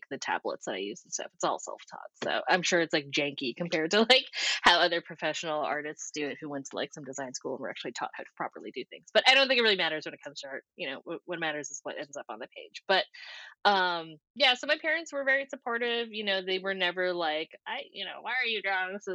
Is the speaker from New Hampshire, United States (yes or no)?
yes; New Hampshire, United States; moved away as an adult; also born or lived in Scotland; now in Los Angeles, United States; I'm born and raised in New Hampshire